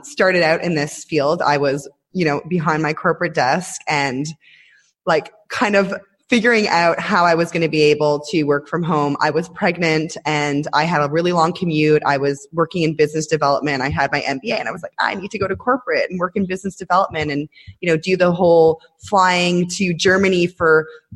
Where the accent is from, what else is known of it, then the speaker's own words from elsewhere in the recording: Toronto, Ontario, Canada; moved away as an adult; now in Israel; I moved here about 10 years ago, but I'm Canadian. I'm from Toronto originally